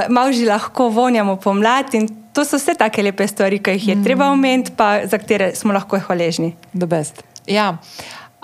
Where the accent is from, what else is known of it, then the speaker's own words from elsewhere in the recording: Carinthia, Slovenia; now in Ljubljana, Slovenia; Jaz prihajam iz Koroške.